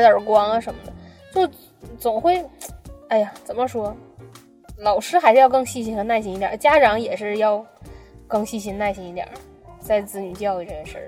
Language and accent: Chinese; China; 我国人民